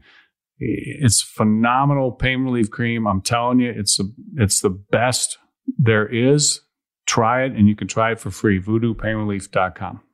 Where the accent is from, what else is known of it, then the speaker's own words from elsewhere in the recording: Chicago, Illinois, United States; moved away; I grew up in Chicago area